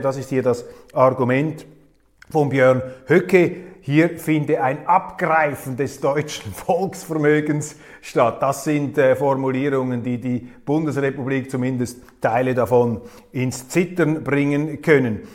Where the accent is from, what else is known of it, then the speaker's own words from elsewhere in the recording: Switzerland; als Schweizer